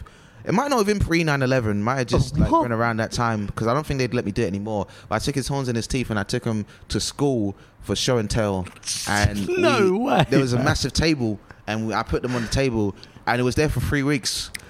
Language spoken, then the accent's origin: English; United Kingdom; also born or lived in Nigeria; I'm British and Nigerian.